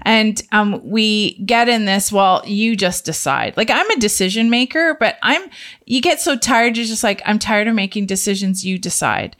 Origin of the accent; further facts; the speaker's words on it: Canada; the Canadian family